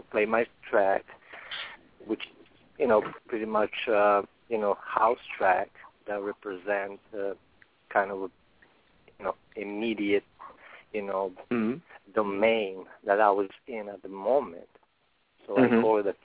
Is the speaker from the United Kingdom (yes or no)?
no; Serbia; moved away as an adult; now in Newark, United States; I came from Europe, originally from Serbia, former as Yugoslavia